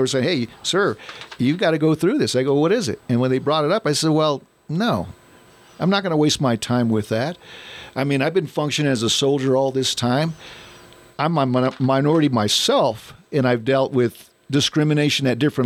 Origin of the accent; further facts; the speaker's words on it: United States; I'm an American